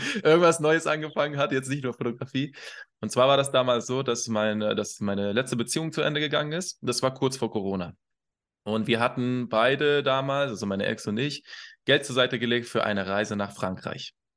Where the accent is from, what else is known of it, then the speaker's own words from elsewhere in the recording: Iran; also born or lived in Kassel, Germany; now in Hannover, Germany; Also ich, ich wohne in Hannover. Äh, vorher habe ich in Kassel sehr lange gelebt und ursprünglich, gebürtig, komme ich aus dem Iran